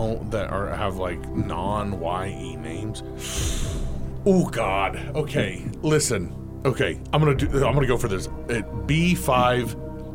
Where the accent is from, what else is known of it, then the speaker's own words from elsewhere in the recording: Manhattan, Kansas, United States; also born or lived in Larned, Kansas; I was born in Larned, Kansas. That's southwestern Kansas there. But grew up primarily here in the Little Apple. Went to Dwight D. Eisenhower Middle School.